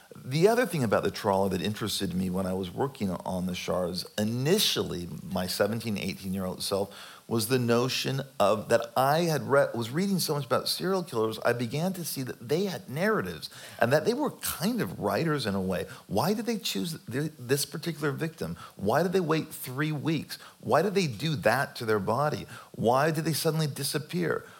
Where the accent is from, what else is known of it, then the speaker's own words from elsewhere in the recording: California, United States; growing up in California in the 70s and the 80s of my childhood